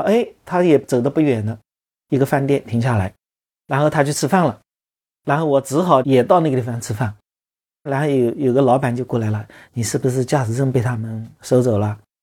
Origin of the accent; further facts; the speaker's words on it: Longyou, Zhejiang, China; also born or lived in Hangzhou; 我记得在读汽校的时候，就在就在我们老家龙游有几个文朋诗友